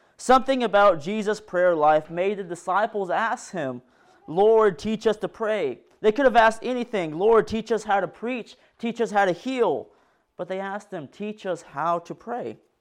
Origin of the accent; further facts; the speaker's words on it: Decatur, Arkansas, United States; I'm from Decatur, Arkansas